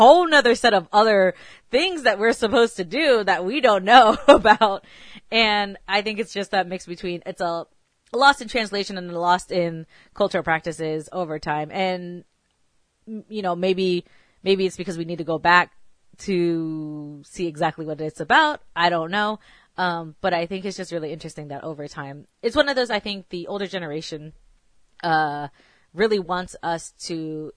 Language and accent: English; Texas, United States; also born or lived in California; I was born in Cali, and then I moved to Texas. So growing up